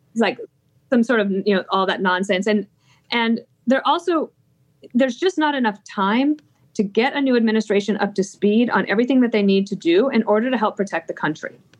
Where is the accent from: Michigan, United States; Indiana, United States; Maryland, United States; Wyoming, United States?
Wyoming, United States; i grew up in Wyoming